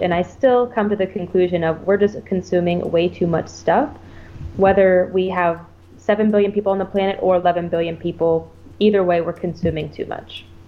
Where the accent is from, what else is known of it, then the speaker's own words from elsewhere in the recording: Ohio, United States; moved away as an adult; also born or lived in Texas; now in Okinawa, Japan; I grew up in Ohio in the US and then I joined the military